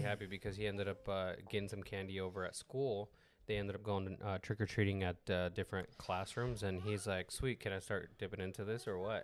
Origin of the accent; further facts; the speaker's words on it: Mexico; English is a second language; I'm Mexican